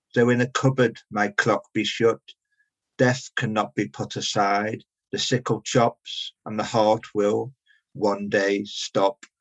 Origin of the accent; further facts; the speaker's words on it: Liverpool, North West England, United Kingdom; now in London, United Kingdom; I live and work in London, but I'm originally from Liverpool